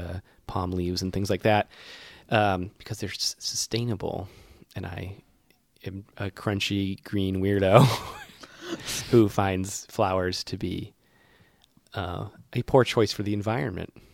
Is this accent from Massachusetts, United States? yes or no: yes; Worcester, Massachusetts, United States; my hometown, Worcester